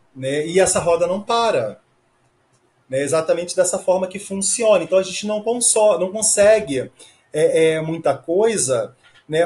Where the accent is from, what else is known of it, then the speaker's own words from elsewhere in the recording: Rio de Janeiro, Brazil; eu sou do Rio de Janeiro